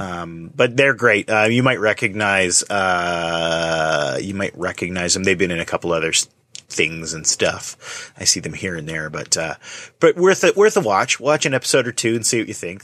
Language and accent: English; Canada; I was from Canada